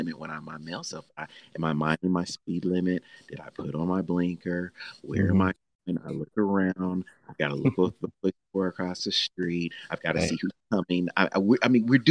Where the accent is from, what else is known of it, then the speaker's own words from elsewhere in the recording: Nashville, Tennessee, United States; I'm from Nashville, Tennessee.